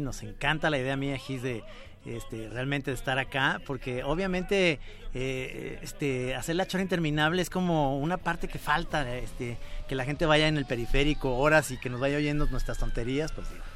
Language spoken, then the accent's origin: Spanish; Mexico; como los mexicanos tenemos esa capacidad de reírnos